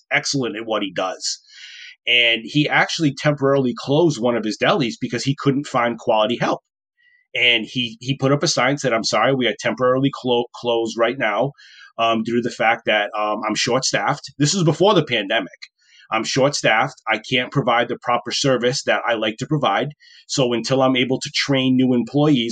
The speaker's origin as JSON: {"language": "English", "town": "Woonsocket", "region": "Rhode Island", "country": "United States", "tie": "born or raised there", "moved": "yes", "said": "my hometown of Woonsocket, Rhode Island, where I grew up"}